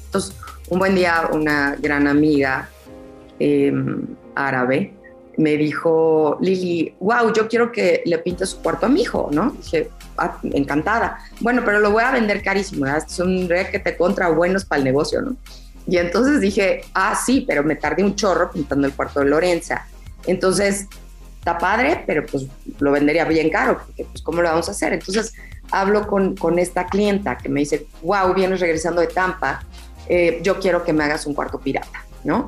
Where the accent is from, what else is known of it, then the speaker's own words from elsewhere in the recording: Mexico; a nosotros como mexicanos